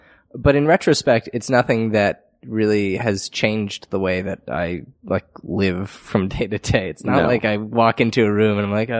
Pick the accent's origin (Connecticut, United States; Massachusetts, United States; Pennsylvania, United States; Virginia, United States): Connecticut, United States; I grew up in Connecticut